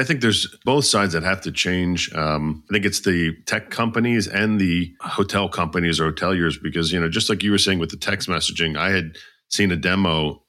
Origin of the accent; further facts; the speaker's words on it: outside of Philadelphia, Pennsylvania, United States; I grew up outside of Philly